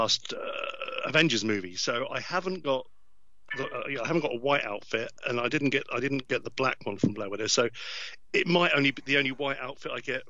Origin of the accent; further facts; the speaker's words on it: United Kingdom; being a Brit